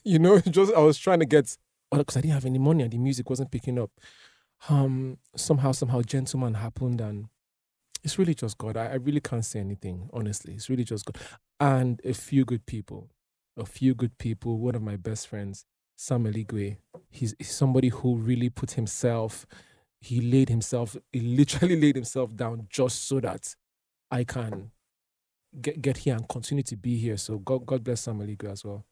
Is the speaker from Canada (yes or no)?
no; Nigeria